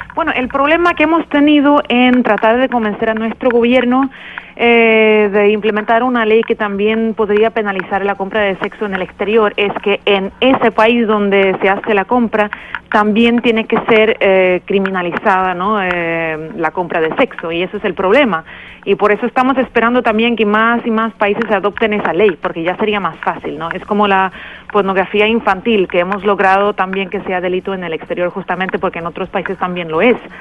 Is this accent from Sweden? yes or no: yes; Sweden; en mi país, Suecia